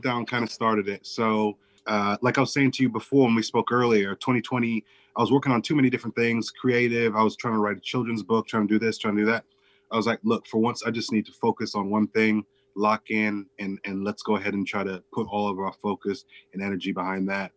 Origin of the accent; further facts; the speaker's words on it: Chicago, Illinois, United States; I grew up in and around Chicago